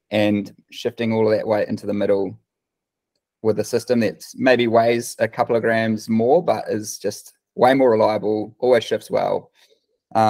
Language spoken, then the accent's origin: English; Waikanae, Wellington, New Zealand; now in Rotorua, New Zealand; I grew up in Waikanae, just up the coast